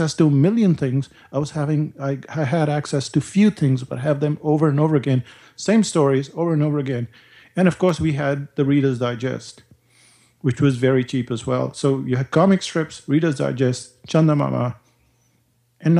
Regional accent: India; now in New Zealand; growing up in India

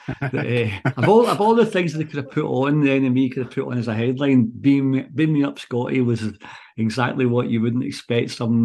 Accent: Glasgow, Scotland, United Kingdom; moved away as an adult; also born or lived in London; I was from Govan

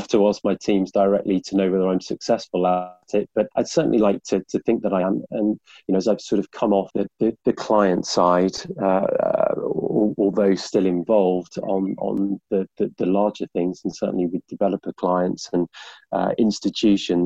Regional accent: Birmingham, West Midlands, United Kingdom; now in London, United Kingdom; I'm from Birmingham

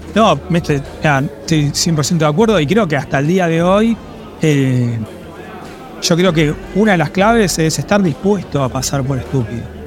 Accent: Argentina; moved away as an adult; also born or lived in London; siendo argentino

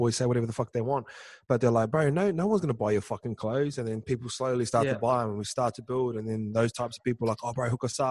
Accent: New Zealand; Islanders, like say kids growing up in New Zealand

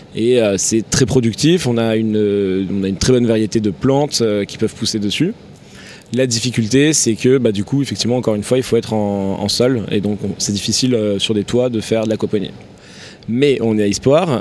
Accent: Tarn-et-Garonne, Occitania, France; moved away as an adult; also born or lived in Toulouse / Paris; je suis originaire du sud-ouest de la France, un petit village dans le Tarn-et-Garonne. J'ai grandi là-bas

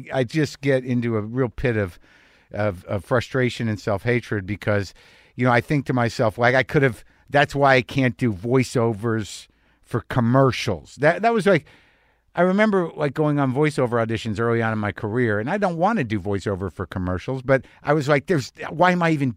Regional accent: New Mexico, United States; I grew up in New Mexico. My family's from Jersey

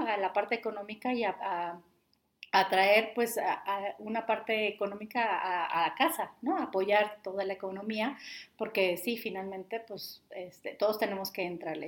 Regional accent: Mexico; nosotros como mexicanos

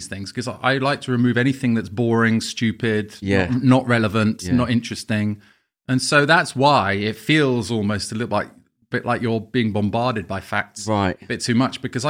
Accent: Camden, London, United Kingdom; I'm from Camden.

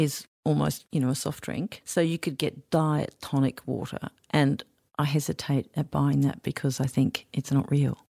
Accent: Queensland, Australia; I grew up in Queensland

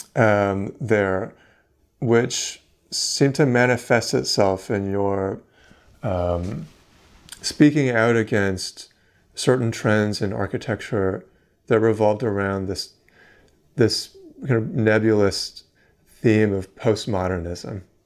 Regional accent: Vancouver, British Columbia, Canada; I'm from Vancouver, um, and obviously grew up with that building as a part of my, a significant part of my life.

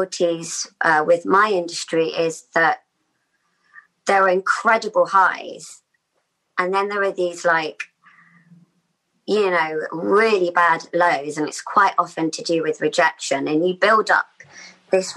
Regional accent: Australia; the age of about 8 or 9 growing up in Australia. And like a sense of like we just moved there

